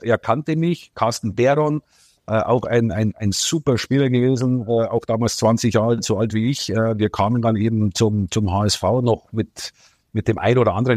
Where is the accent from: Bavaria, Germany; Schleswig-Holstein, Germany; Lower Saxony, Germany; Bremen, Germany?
Bavaria, Germany; near Munich; Ich komme ja aus Bayern, aus äh, ein bisschen außerhalb von München bin ich groß geworden